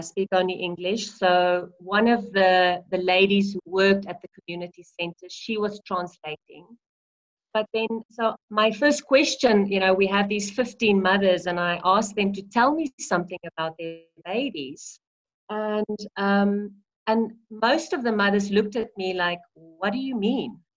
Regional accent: South Africa; i am a South African

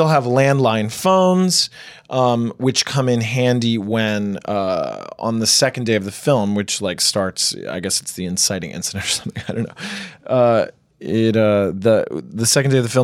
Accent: United States; we're Colombian American, but we grew up here in the States

